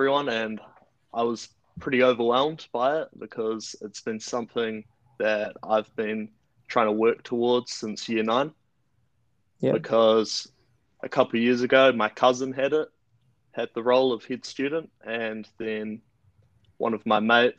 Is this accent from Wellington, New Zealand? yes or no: yes; Upper Hutt, Wellington, New Zealand; I'm from Upper Hutt, Wellington. I go to Heretonga College and I'm 18 years old.